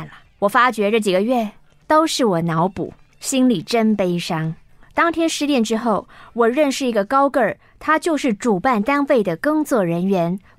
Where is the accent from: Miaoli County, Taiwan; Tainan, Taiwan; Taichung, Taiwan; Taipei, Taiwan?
Taichung, Taiwan; 我从小就喜欢灵异题材的作品